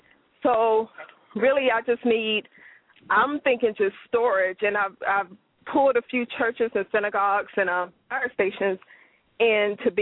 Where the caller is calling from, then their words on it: Louisville, Kentucky, United States; I'm calling from Louisville, Kentucky.